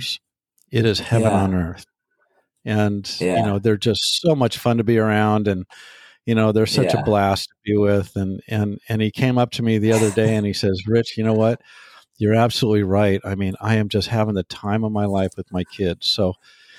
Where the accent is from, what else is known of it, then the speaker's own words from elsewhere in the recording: United States; I am an American.